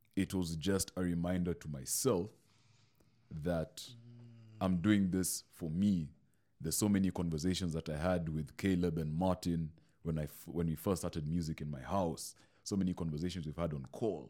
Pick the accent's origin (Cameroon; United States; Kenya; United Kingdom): Kenya; Mombasa, Mombasa County; now in Nairobi, Kenya; I moved to Nairobi. I'm this kid from Mombasa